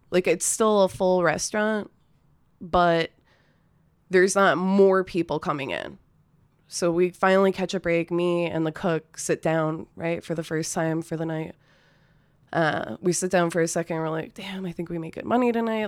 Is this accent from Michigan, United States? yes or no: yes; a city just north of Detroit, Michigan, United States; moved away as an adult; also born or lived in Ypsilanti, Michigan; now in Austin, United States; I'm from Michigan originally. I, uh, grew up in a city just north of Detroit.